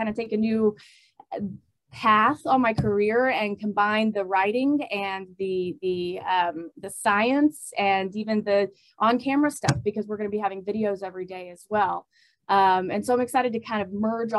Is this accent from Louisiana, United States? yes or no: no; San Antonio, Texas, United States; I'm from San Antonio, so I'm not from Tornado Alley. And, we didn't really have crazy weather down there